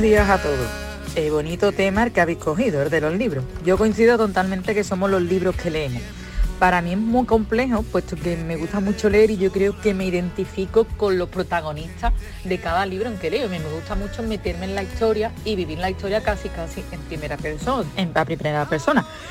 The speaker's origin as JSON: {"language": "Spanish", "town": "Seville", "region": "Andalusia", "country": "Spain", "moved": "as an adult", "lives_now": "Paris, France", "said": "de Sevilla, pero os escucho desde París, que estoy aquí estudiando durante un año"}